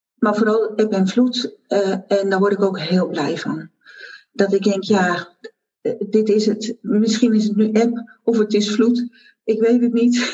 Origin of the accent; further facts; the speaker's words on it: Zeeland, Netherlands; moved away; also born or lived in Brabant / Goes; Ik ben Zeeuwse, dat weet je. En ik ben terug naar mijn geboortegrond